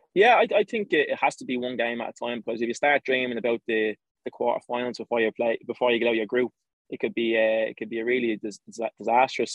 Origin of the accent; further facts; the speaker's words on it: Ireland; accent: Irish; I was born in Ireland and I've lived here uh, all my life.